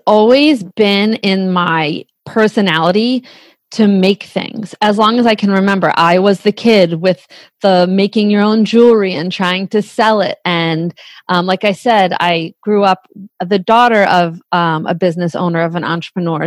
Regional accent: Bucks County, Pennsylvania, United States; we're from Bucks County

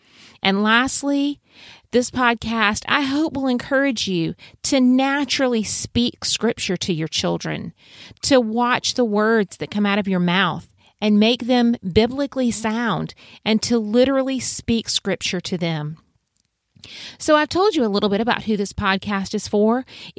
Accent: South Carolina, United States; I was born and raised in the Lowcountry of South Carolina.

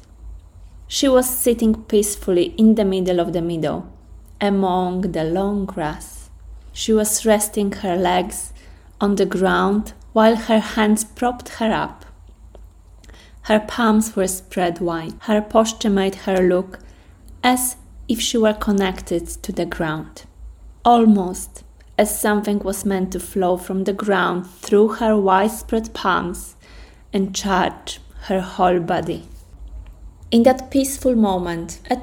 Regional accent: Poland; English is a second language; moved away as an adult; now in London, United Kingdom; I'm from Poland. I came to London when I was around 21 years old

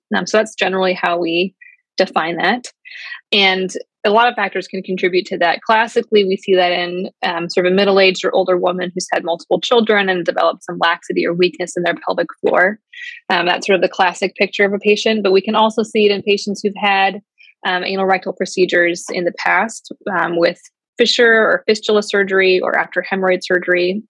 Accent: outside of the Chicagoland area, Illinois, United States; moved away as an adult; also born or lived in Ohio / Atlanta / Wisconsin; now in Cleveland, United States; I'm mostly from the outside of the Chicagoland area

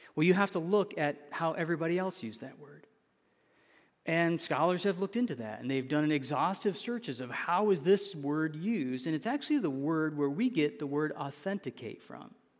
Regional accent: an hour from Grand Rapids, Michigan, United States; I was born an hour from there.

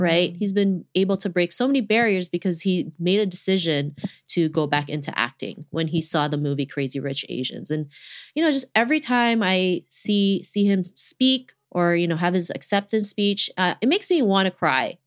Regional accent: Toronto, Ontario, Canada; growing up in Toronto

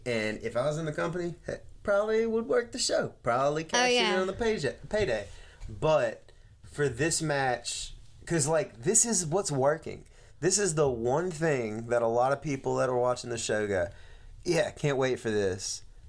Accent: the South, United States; accent: Southern drawl; I got a Southern drawl.

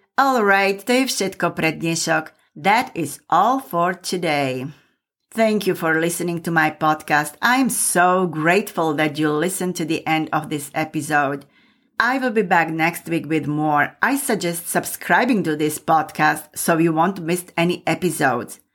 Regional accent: Michalovce, Košice Region, Slovakia; moved away; I came from eastern Slovakia and my hometown is Michalovce.

